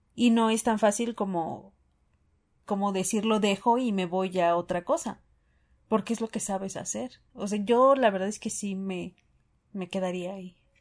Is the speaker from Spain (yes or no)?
no; Mexico; como buen mexicano